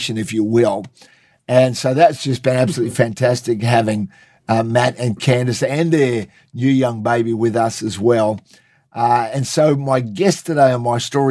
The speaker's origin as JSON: {"language": "English", "region": "Queensland", "country": "Australia", "said": "I'm from Queensland"}